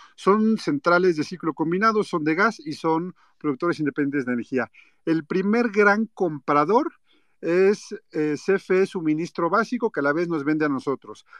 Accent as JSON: {"language": "Spanish", "country": "Mexico", "said": "yo como ciudadano mexicano"}